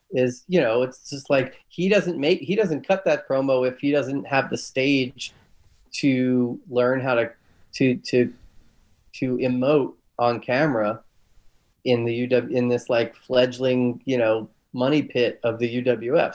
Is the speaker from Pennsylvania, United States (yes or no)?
yes; Philadelphia, Pennsylvania, United States; I'm from Philly.